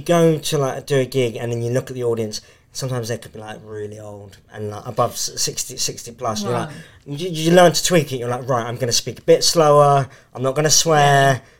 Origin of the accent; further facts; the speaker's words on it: South West England, United Kingdom; because they're Bristolians, and I'm from West Country.